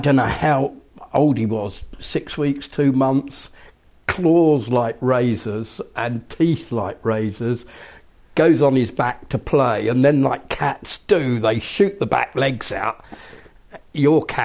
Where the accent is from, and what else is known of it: Cambridgeshire, East of England, United Kingdom